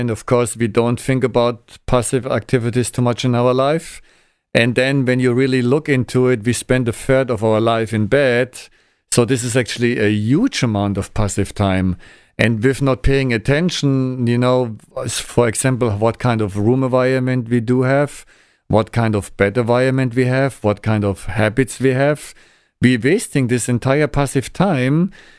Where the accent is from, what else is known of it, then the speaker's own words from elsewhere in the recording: Germany; English is a second language; moved away as an adult; now in Pasadena, United States; my first visit to Los Angeles 25 years ago, I was a student from Germany, and now I'm here.